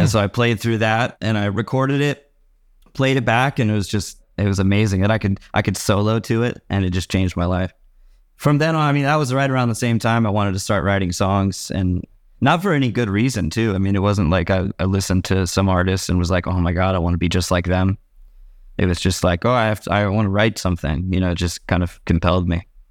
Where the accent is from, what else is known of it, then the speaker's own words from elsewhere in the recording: San Leandro, California, United States; I grew up in San Leandro, California.